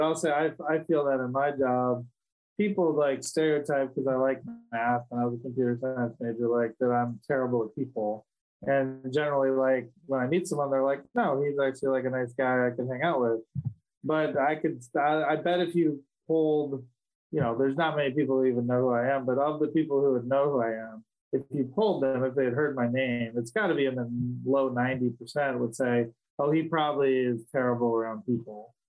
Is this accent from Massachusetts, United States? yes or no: no; Wisconsin, United States; born there; also born or lived in Ohio; I was born in Wisconsin, so it's very Wisconsin.